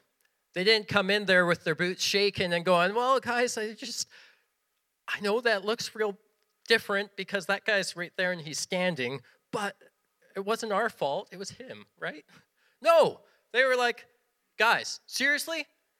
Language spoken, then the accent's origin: English; Western Canada, Canada; We come from Western Canada. No one has stone foundations out there, so it was all gibberish to us.